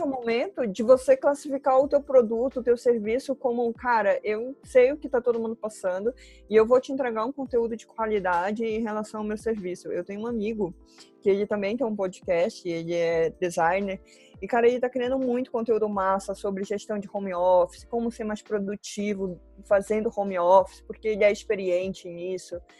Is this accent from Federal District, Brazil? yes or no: no; Belém, Pará, Brazil; now in Curitiba, Brazil; Moro em Curitiba, mas não sou daqui, eu sou paraense, por sinal, uhum. sou de Belém